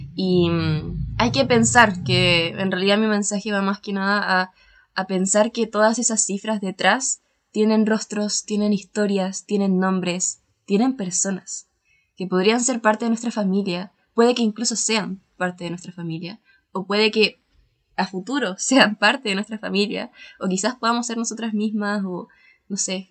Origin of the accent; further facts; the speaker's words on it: Chile; soy bien, bien de Chile